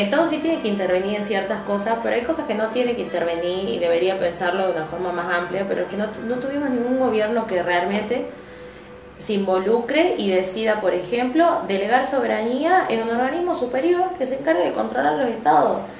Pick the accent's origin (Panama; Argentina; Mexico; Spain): Argentina; nosotros como argentinos